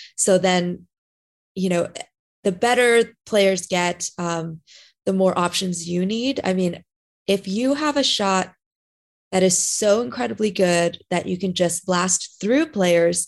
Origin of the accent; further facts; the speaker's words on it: Southern California, United States; moved away as an adult; now in Florida, United States; I grew up in SoCal